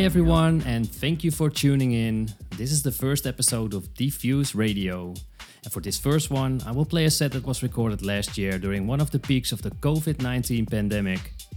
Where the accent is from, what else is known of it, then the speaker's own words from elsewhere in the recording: Alkmaar, North Holland, Netherlands; I played for the terrace of Hall 25 in my hometown Alkmaar, here in the Netherlands